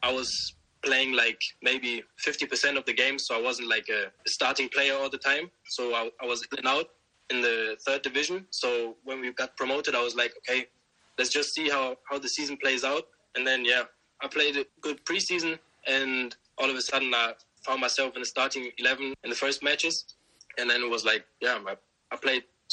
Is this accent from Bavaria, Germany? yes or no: no; Osnabrück, Lower Saxony, Germany; now in Bremen, Germany; I was born and raised there. My dad came from Nigeria to Germany. I grew up in Osnabrück. I stayed there till I was, I think, 20 years old. Then I moved to Bremen.